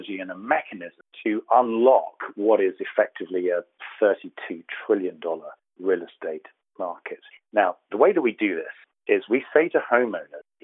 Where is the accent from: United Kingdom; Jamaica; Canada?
United Kingdom; accent: deep southern; moved away as an adult; now in Southern California, United States; As you can tell from my deep southern accent, I was born in the United Kingdom and I moved over here about 4 years ago.